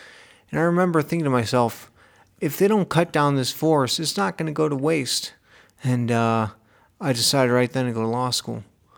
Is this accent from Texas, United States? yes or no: no; Indiana, United States; Yeah, so I grew up in Northwest Indiana, and I love being outside.